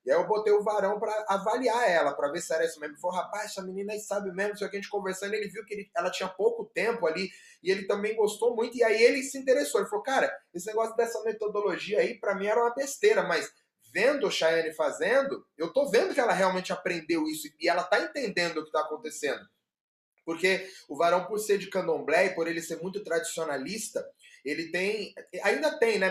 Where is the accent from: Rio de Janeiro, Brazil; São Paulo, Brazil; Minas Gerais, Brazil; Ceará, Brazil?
São Paulo, Brazil; sou paulista